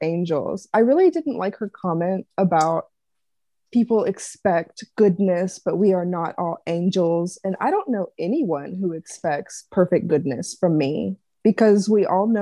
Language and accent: English; the South, United States; I'm still from the South. I can't say these big ass words. It's part of my culture